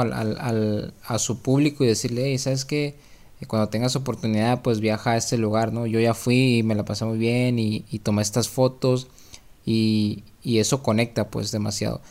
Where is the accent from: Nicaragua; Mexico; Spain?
Mexico; parte de nuestra comida básica como mexicanos